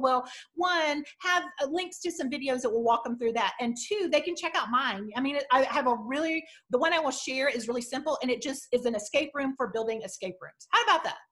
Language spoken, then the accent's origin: English; Southwest Missouri, United States; I'm from Southwest Missouri